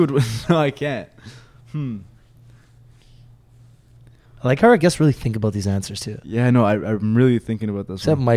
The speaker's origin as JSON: {"language": "English", "country": "Egypt", "said": "Uh, I'm obviously from Egypt and stuff."}